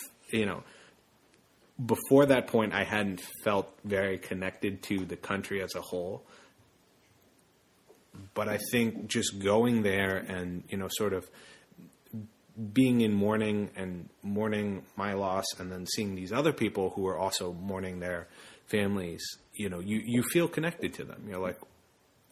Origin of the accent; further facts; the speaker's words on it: United States; also born or lived in Zacamil, El Salvador